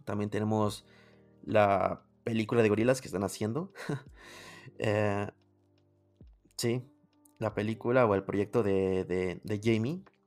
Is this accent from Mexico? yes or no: yes; Mexico; yo soy de México